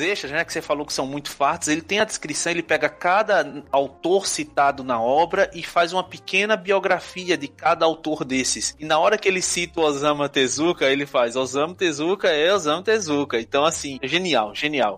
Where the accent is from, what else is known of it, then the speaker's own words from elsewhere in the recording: Northeast Region, Brazil; accent: nordestino; first language Portuguese; falando com meu sotaque nordestino